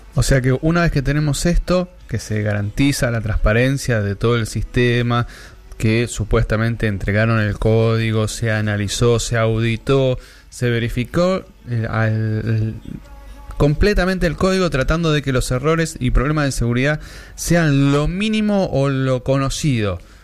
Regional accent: Wilde, Buenos Aires Province, Argentina; de donde soy oriundo yo, de la República Separatista de Wilde

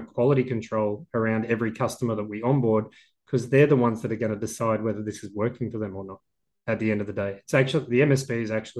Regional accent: Australia; I'm Australian

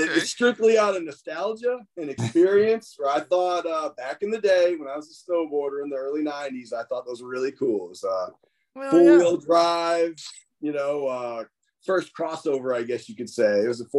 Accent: Massachusetts, United States; now in Helena, United States; Originally from Massachusetts, and after bouncing around the whole country, I've settled down in Helena, Alabama, right by Birmingham.

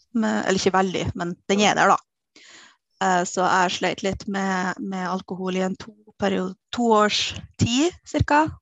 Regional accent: Kristiansund, Møre og Romsdal, Norway; now in Trondheim, Norway; Jeg er opprinnelig fra Kristiansund

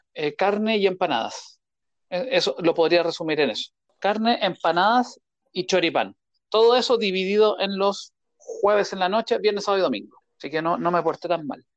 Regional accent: Chile; como nosotros somos chilenos

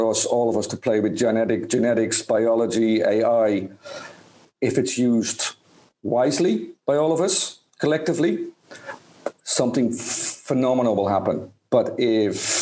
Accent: Spain; I'm from Spain

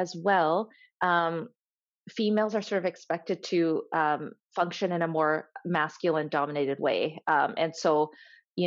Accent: Canada; also born or lived in Tanzania; when I first moved to Canada, you know, I was born in Tanzania and Africa, and I moved to Canada.

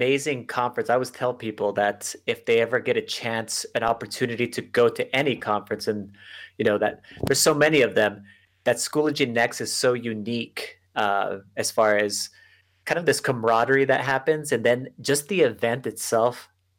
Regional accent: El Paso, Texas, United States; Yes. I'm actually in El Paso. And most people, when they think of El Paso, if you're from Texas, they're like, yeah, that's basically New Mexico.

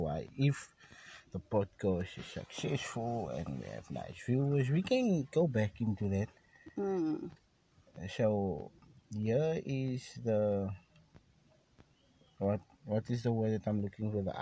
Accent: Cape Town, Western Cape, South Africa; we are from South Africa. We are from Cape Town, yes.

